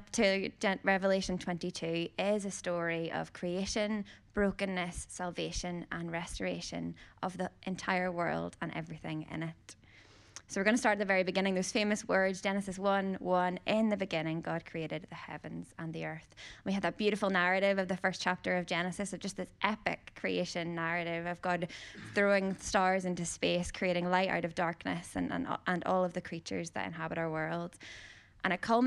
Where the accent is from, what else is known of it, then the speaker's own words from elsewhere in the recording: Northern Ireland, United Kingdom; growing up in Northern Ireland, in case you didn't hear the accent